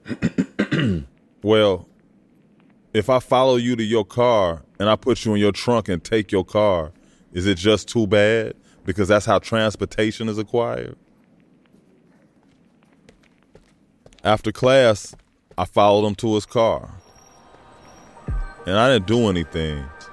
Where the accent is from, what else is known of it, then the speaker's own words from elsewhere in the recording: Chicago, Illinois, United States; I grew up in Chicago, a neighborhood called Hyde Park